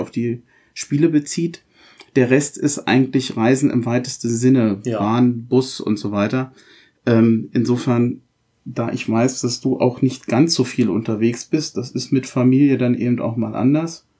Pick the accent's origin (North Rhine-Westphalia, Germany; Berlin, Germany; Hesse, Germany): Berlin, Germany; moved away as an adult; now in Rhein-Main area, Germany; bin auch gebürtiger Berliner, habe 25 Jahre in Berlin gelebt